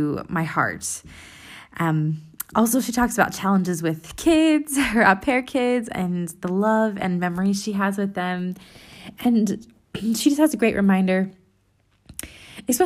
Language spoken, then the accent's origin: English; United States; now in Europe; I'm an American living in Europe